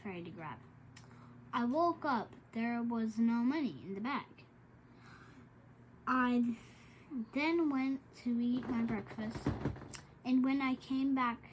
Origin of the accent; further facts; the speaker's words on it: San Antonio, Texas, United States; I am from Texas, San Antonio